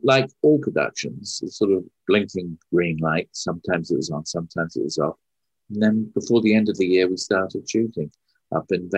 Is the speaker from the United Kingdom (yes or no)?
yes; United Kingdom; moved away; I was as British as I am